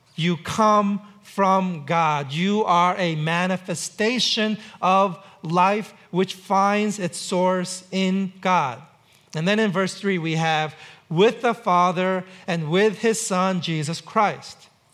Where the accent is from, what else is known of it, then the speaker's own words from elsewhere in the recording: New York City, New York, United States; now in Seattle, United States; I grew up in New York City